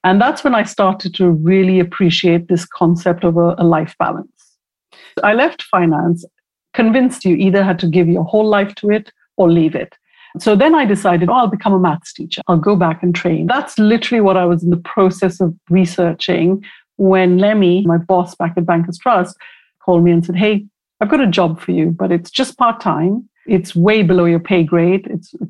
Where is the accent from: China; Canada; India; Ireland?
India; When I was growing up in India, I had a friend whose older brother I absolutely crushed on.